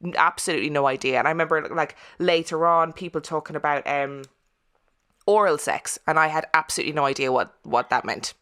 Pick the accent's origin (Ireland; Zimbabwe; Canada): Ireland; I'm I'm Irish and I'm from Catholic Ireland